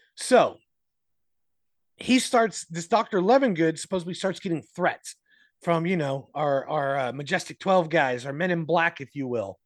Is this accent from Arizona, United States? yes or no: yes; Arizona, United States; my home state